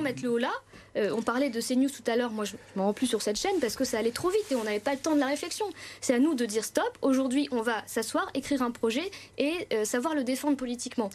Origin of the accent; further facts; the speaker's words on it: Pévèle, Hauts-de-France, France; also born or lived in Aubourdin; J'ai commencé à militer à Sisouin, parce que je viens de la Pévelle, et aujourd'hui, je milite à Aubourdin